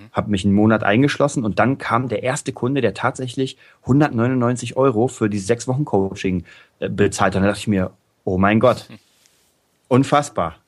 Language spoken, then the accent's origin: German; Berlin, Germany; Berlin, mein, meine die Hauptstadt Deutschlands, meine, meine Heimatstadt.